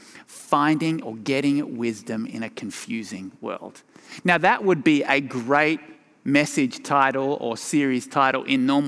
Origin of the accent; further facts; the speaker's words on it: Tasmania, Australia; moved away as an adult; also born or lived in Sydney, Australia; now in Colorado, United States; My accent originated in my home state of Tasmania